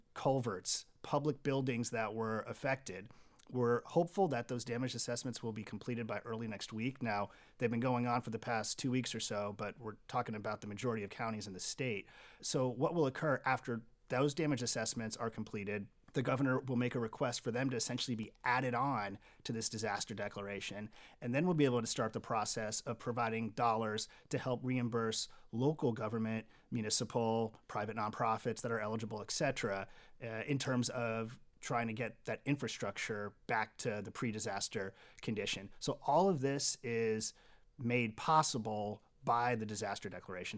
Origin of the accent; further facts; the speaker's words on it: Kansas City, Missouri, United States; I'm from the Kansas City area and I've got three younger children